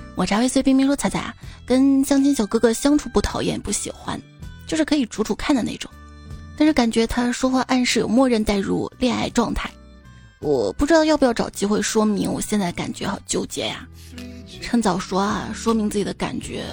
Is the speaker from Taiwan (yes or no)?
no; Xi'an, Shaanxi, China; 我作为一个西安人啊，西安菜很好吃